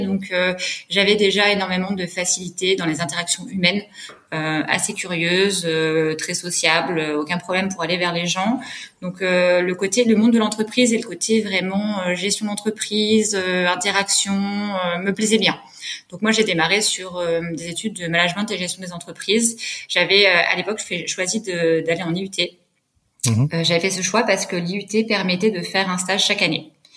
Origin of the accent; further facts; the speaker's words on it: Savoie, Auvergne-Rhône-Alpes, France; moved away; je suis originaire de la Savoie